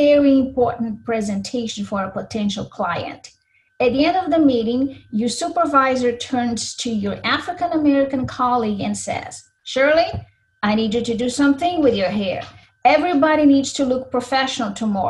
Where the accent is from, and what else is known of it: Brazil; born or raised there; English is a second language; now in Minnesota, United States